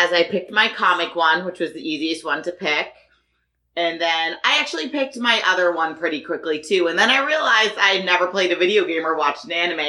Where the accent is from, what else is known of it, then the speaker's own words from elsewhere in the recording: Boston, Massachusetts, United States; now in Las Vegas, United States; We are from Boston.